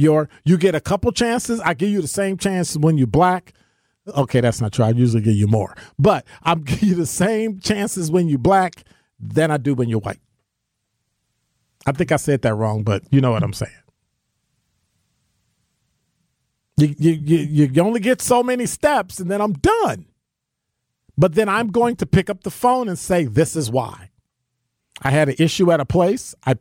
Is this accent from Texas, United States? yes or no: no; Chicago, Illinois, United States; now in Milwaukee, United States; I didn't grow up in Mississippi. I grew up in Chicago